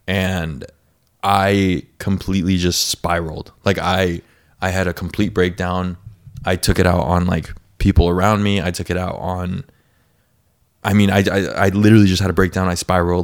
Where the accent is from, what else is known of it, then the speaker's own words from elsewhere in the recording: North County, San Diego County, California, United States; also born or lived in Escondido; I'm from North County